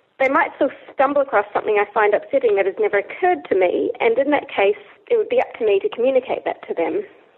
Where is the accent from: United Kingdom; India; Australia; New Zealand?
New Zealand; accent: Kiwi; My Kiwi accent is strong.